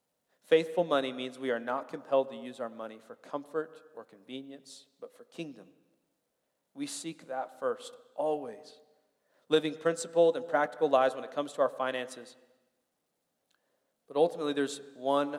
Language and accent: English; Springfield, Illinois, United States; moved away; I grew up in Springfield, Illinois.